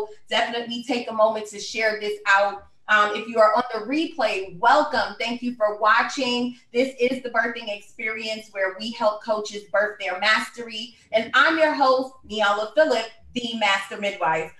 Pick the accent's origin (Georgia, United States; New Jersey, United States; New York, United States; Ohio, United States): New York, United States; New York City; moved away as an adult; now in Philadelphia, United States; I am from Brooklyn, New York